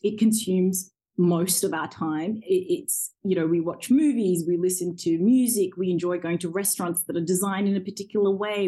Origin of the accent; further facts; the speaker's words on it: Orange, New South Wales, Australia; English is a second language; also born or lived in Zambia; when I was five years old, we came to Australia as refugees and we joined my grandparents um, and extended family in a small Australian country town um, called Orange. And when I got there, I went straight into school, into grade one, and I didn't know a word of English